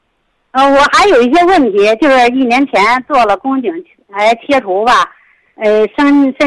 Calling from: Beijing, China; 我是北京的听众

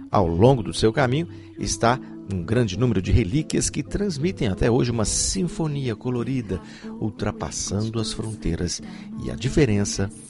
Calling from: Teresópolis, Rio de Janeiro, Brazil; Sou do Brasil, Teresópolis, Rio de Janeiro.

